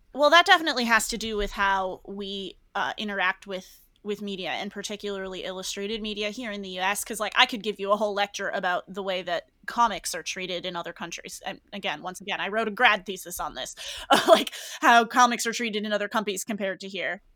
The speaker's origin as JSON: {"language": "English", "region": "New England", "country": "United States", "moved": "yes", "said": "I'm from New England."}